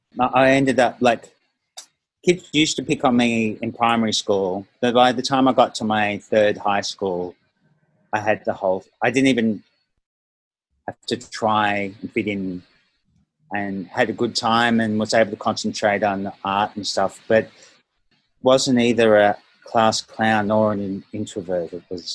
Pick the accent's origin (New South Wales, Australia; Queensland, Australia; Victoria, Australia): Victoria, Australia; Melbourne; also born or lived in Malaysia / Northern Beaches, Australia; I lived in Malaysia for a few years, and we settled in Melbourne when I was 10, lived there until I was 14, and then moved to Northern Beaches, New South